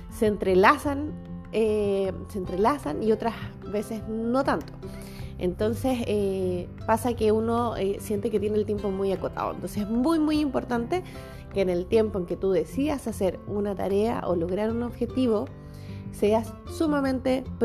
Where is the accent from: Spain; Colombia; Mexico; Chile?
Chile; soy chilena, tengo 35 años y soy de profesión profesora de educación básica.